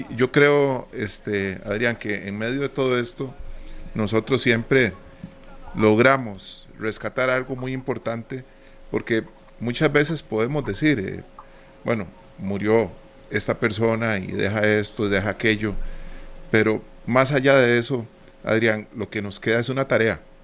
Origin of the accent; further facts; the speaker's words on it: Costa Rica; nosotros como costarricenses